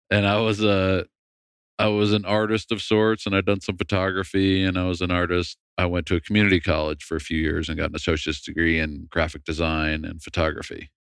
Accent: Massachusetts, United States; moved away as an adult; I grew up in Massachusetts

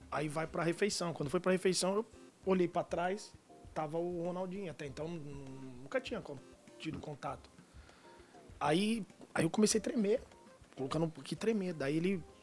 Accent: Amparo, São Paulo, Brazil; moved away; vim lá de Amparo, no interior

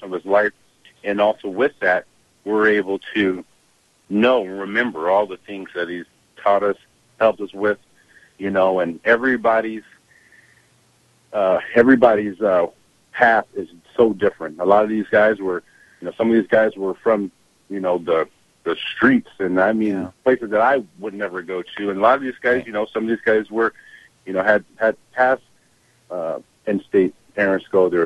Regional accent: Kent, Washington, United States; We're from Washington State, Kent, Washington.

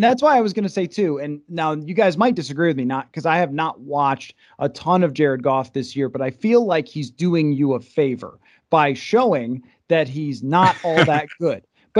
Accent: Buffalo, New York, United States; moved away; I grew up in Buffalo and I worked in Buffalo to start my career.

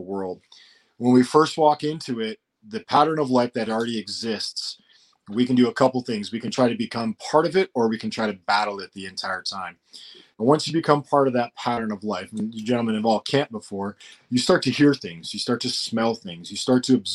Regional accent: Colorado, United States; I grew up in Colorado in an area when there was like 50 homes

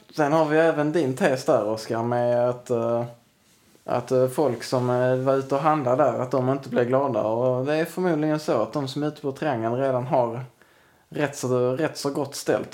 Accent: Sweden; vi svenskar

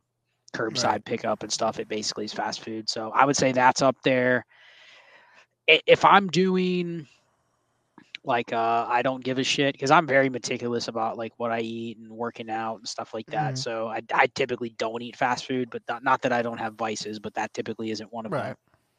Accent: Columbus, Ohio, United States; Growing up in Columbus and in Ohio

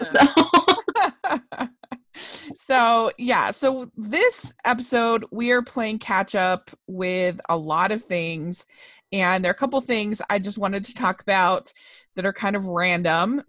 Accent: Utah, United States; I'm from Utah, which is very dry

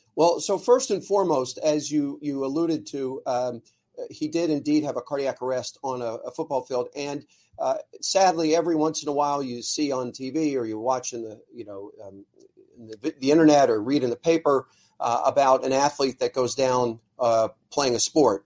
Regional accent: Ardmore, Pennsylvania, United States; I grew up in Ardmore

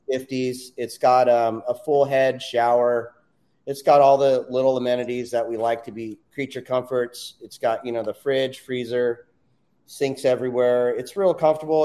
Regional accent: Southern California, United States; I'm born and raised in Southern California

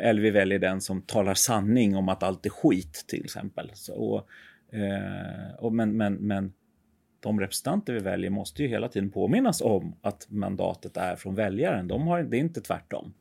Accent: Sweden; vi som, som svenskar

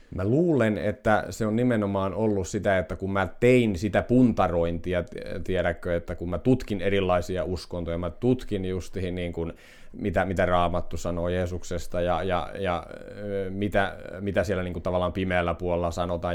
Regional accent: Finland; synnyin täällä Kyrössä

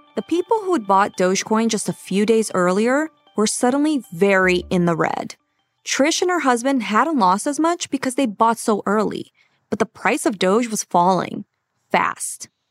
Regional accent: Brazil; I'm from Brazil

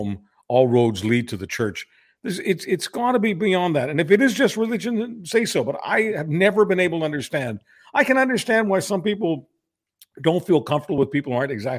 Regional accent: Montreal, Quebec, Canada; moved away; also born or lived in Ontario / Toronto; I grew up in Montreal, which was, you know, the Paris of North America

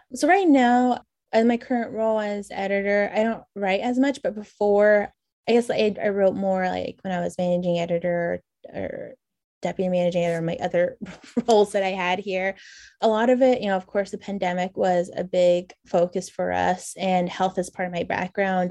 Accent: New Mexico side, United States; moved away; also born or lived in Colorado / Syracuse, New York; I grew up on the Navajo Nation, just on the eastern border of the reservation on the New Mexico side of Navajo

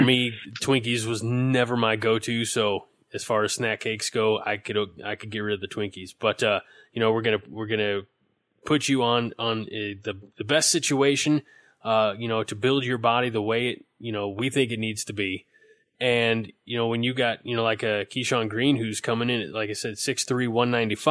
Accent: Illinois, United States; moved away; I was from Illinois

